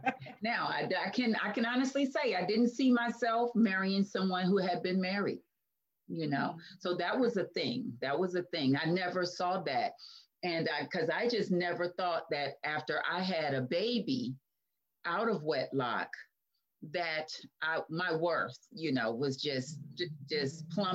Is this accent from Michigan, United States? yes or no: yes; Detroit, Michigan, United States; I'm from Detroit, Michigan, and 55 years old.